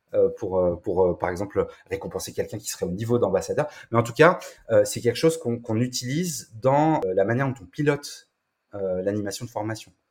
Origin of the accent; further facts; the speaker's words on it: France; chez nous, en France